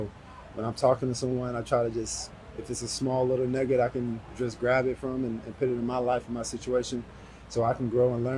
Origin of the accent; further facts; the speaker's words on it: Georgia, United States; I do it in Georgia, back in my hometown.